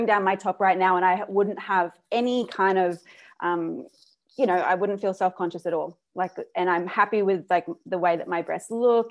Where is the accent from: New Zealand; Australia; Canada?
Australia; moved away; I grew up in Australia